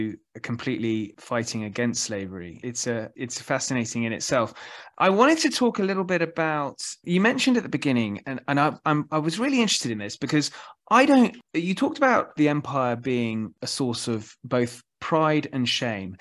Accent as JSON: {"language": "English", "country": "United Kingdom", "said": "being British"}